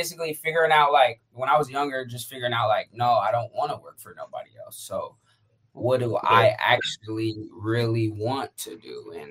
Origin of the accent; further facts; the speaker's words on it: San Diego, California, United States; also born or lived in Atlanta / Jacksonville / Phoenix; Well, I've been a lot of places. I lived in Atlanta, Jacksonville, Phoenix. I'm from San Diego though. So my dad's in the military, mom's a teacher, so we was everywhere.